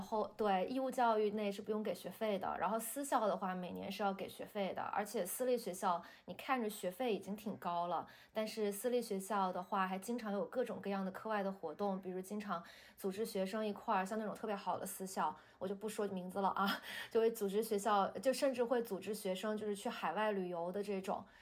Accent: China; 咱们中国人呢，这个思维就是我们从小学的这种辩证的看问题

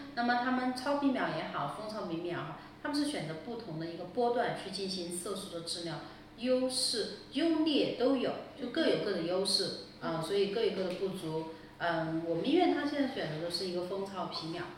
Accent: Sichuan, China; accent: Sichuanese; 我们四川话说的皮翻翻

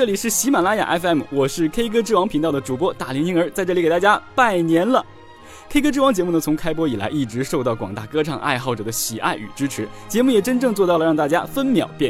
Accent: Heilongjiang, China; 是来自这个黑龙江的东北纯爷们儿。俺们东北人呢就是热情啊

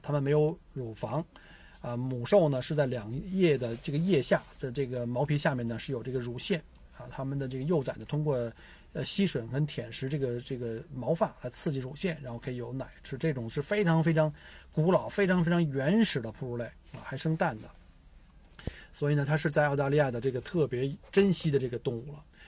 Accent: China; 其实魔鬼鱼在我们中国人这个这个文字里面

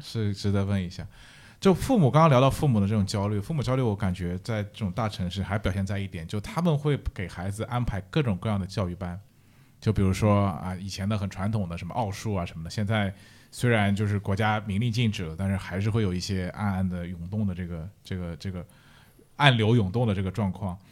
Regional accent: Shanghai, China; now in Netherlands; 我是上海人

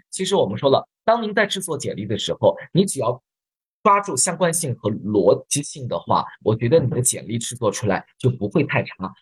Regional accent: China; 我们中国人

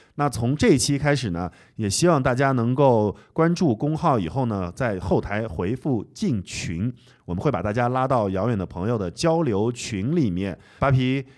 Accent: Anhui, China; 我， 我安徽人嘛，所以他们那边的方言跟安徽其实有点像

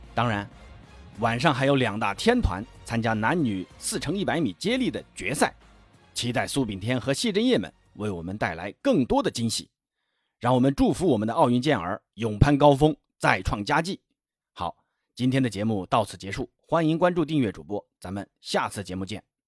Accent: China; 我们中国人

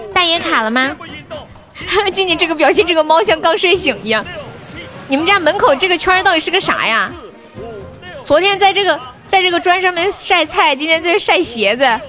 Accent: Nanchong, Sichuan, China; 我是四川的呀。就我们这里有一个米粉，很好吃，南充特产

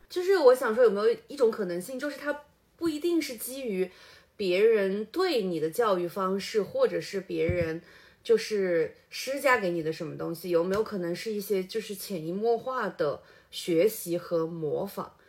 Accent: Changsha, Hunan, China; 我们这一辈的就是土生土长的长沙伢子

